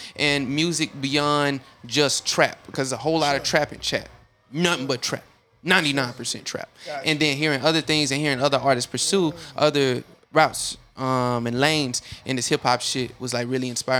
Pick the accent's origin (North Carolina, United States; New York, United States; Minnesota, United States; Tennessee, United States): Tennessee, United States; Chattanooga; moved away as an adult; also born or lived in Murfreesboro, Tennessee; I'm from Chattanooga, Tennessee.